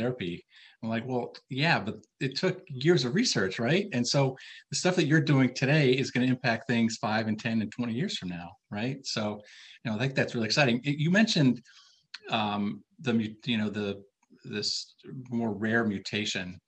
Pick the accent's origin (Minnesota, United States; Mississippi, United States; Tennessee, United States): Minnesota, United States; I'm from Minnesota.